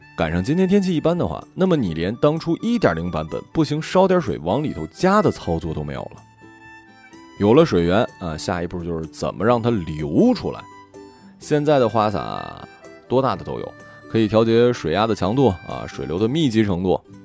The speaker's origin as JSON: {"language": "Chinese", "region": "Northeast China", "country": "China", "tie": "born or raised there", "also_born_or_lived": "Sichuan", "moved": "yes", "said": "以前南方朋友问我：“你们东北真的跟乡村爱情里一样吗？”"}